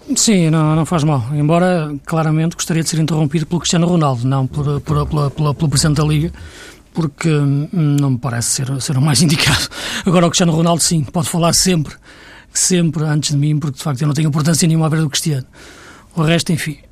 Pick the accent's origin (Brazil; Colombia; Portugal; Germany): Portugal; para nós que somos portugueses